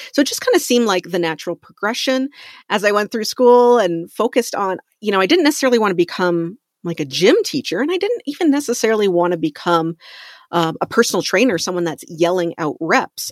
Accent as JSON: {"language": "English", "country": "Canada", "moved": "yes", "said": "I'm from Canada originally"}